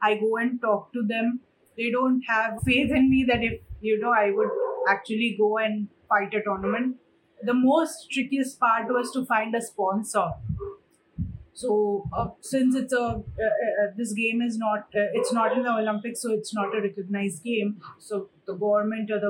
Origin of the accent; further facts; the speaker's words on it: India; I was the first sumo wrestler from our country